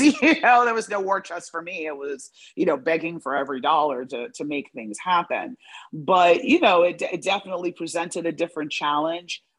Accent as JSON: {"language": "English", "region": "New York", "country": "United States", "tie": "born or raised there", "said": "when I was growing up in New York"}